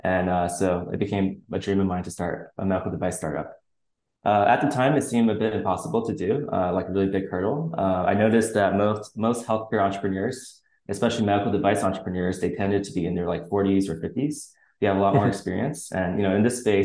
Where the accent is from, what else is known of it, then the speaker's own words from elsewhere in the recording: Plano, Texas, United States; moved away as an adult; also born or lived in Chicago; I grew up in the Dallas area, in a suburb of Dallas called Plano, Texas